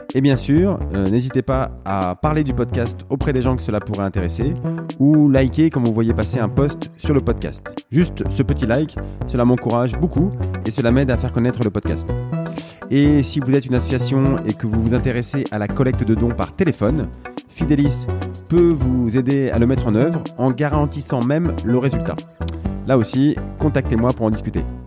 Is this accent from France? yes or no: yes; France; chez nous en France